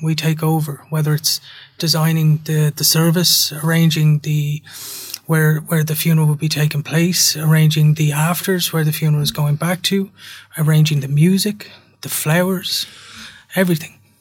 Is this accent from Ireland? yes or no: yes; Ireland; as an Irish culture, we're quite proud people.